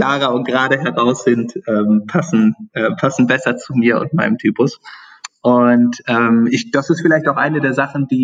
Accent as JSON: {"language": "German", "town": "Seesen", "region": "Lower Saxony", "country": "Germany", "said": "Ich komme ähm, aus Sesen am Harz und Sesen ist für zwei Dinge bekannt."}